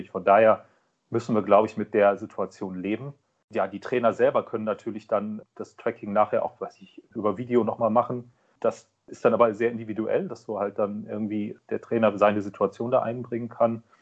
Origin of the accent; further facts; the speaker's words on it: Kiel, Schleswig-Holstein, Germany; born there; Und ich bin gebürtiger Kieler, dann liegt der THW nahe.